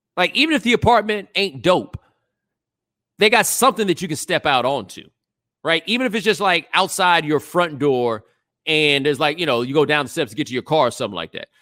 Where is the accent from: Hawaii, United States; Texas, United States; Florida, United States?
Texas, United States; Houston; I'm from Houston